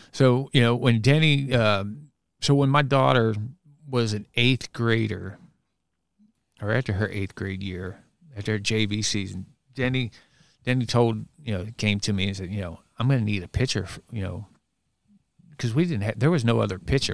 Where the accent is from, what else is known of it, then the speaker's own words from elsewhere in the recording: Bellevue, Kentucky, United States; I grew up in Bellevue and I went to Saint Anthony's grade school